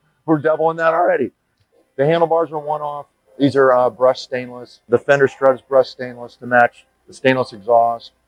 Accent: Jacksonville, Florida, United States; My shop is Alleyway Customs, and I'm from Jacksonville, Florida

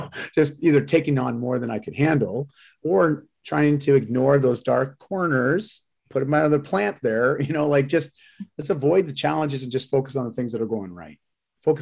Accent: Ontario, Canada; moved away as an adult; also born or lived in Vancouver; I moved from Ontario to Vancouver at 18

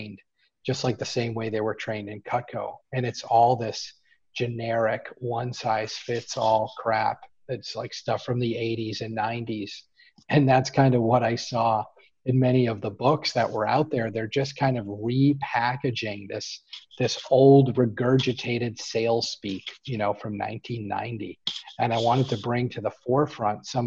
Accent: Boston, Massachusetts, United States; We're from Boston

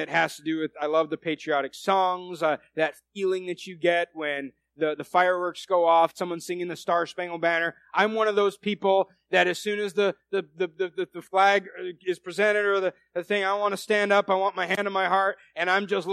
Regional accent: United States; I'm an American.

